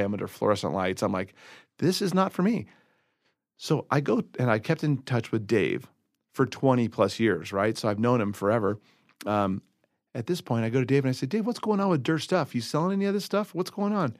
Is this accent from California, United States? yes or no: yes; Southern California, United States; moved away as an adult; now in Colorado, United States